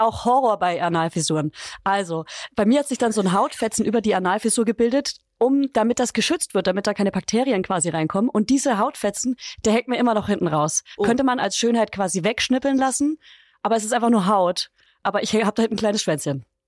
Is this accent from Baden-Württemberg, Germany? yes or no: no; Upper Franconia, Bavaria, Germany; weil ich aus Bayern komme